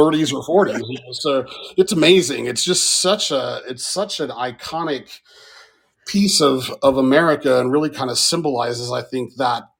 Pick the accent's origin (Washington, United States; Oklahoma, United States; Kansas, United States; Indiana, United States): Oklahoma, United States; Tulsa; I was born and raised in Tulsa, lived there most of my life